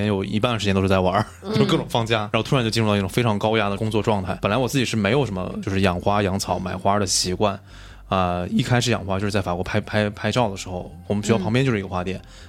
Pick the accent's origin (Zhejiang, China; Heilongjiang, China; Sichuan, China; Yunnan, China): Sichuan, China; Chengdu; 那我自己跟植物的结缘，就是因为我是在成都长大，